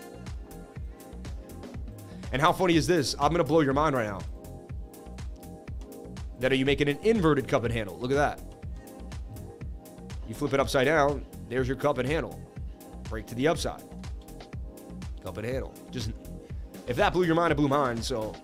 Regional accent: Boston, Massachusetts, United States; I grew up in Boston where we did the Freedom Trail

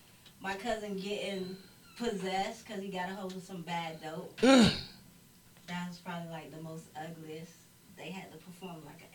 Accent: Miami, Florida, United States; I'm from Brown Sub.

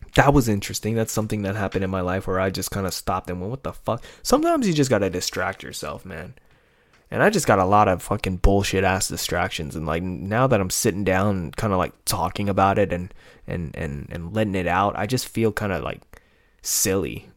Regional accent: United States; I'm American

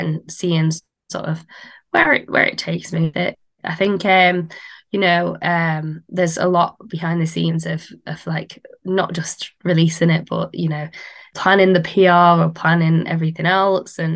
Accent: Manchester, North West England, United Kingdom; I am from Manchester.

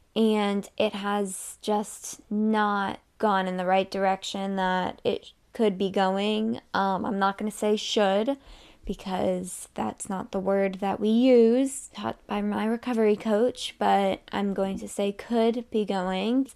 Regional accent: Massachusetts, United States; also born or lived in Miami; I'm from Massachusetts, so in March, it's still cold

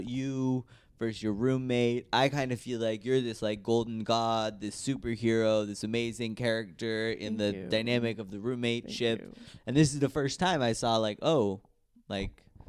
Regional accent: United States; now in Berlin, Germany; I'm from America.

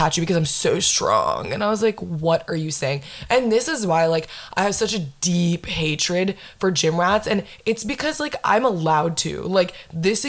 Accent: Windermere, Florida, United States; I'm from Windermere

